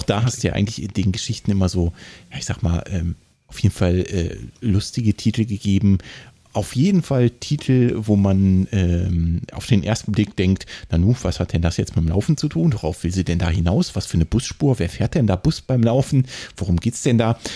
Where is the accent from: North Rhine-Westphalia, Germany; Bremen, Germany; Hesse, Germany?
Hesse, Germany; ich als Hesse